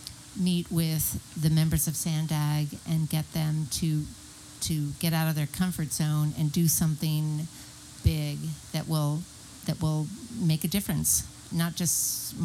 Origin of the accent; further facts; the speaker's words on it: Philadelphia, Pennsylvania, United States; now in San Diego, United States; I grew up in Philadelphia where they had a, there's a very good train system.